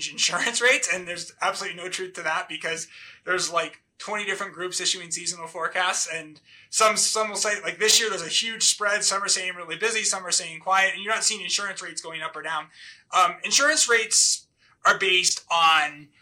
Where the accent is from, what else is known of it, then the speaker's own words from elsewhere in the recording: Massachusetts, United States; growing up in Massachusetts